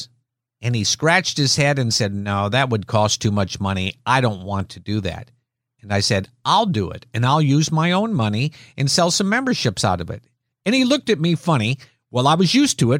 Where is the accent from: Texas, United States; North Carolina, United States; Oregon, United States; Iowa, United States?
Iowa, United States; as a child growing up in Iowa, we really weren't a religious family